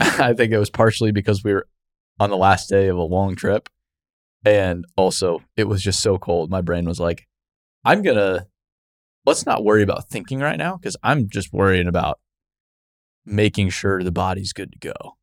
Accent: Arizona, United States; growing up in Arizona

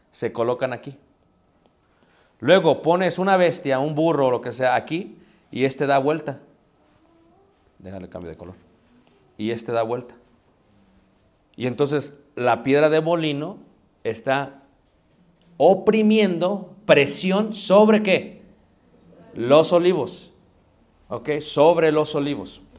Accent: Mexico; Pero nosotros ¿qué hacemos? somos mexicanos. Lo que importa es qué? Ahorrar.

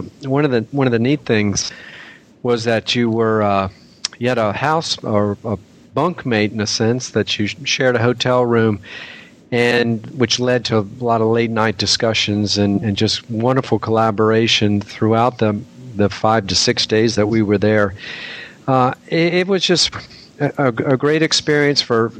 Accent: Virginia, United States; I'm from Virginia myself

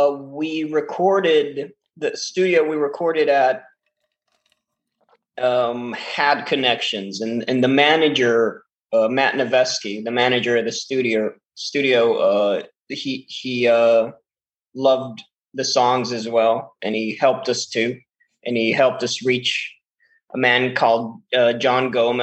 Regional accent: Israel; also born or lived in Dallas, Texas, United States; I've got dual citizenship, yeah. I was born in Dallas, and I moved to Israel when I was 2 years old.

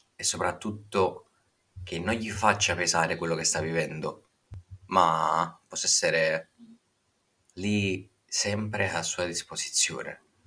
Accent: Naples, Campania, Italy; ho ventinove anni e provengo da Napoli

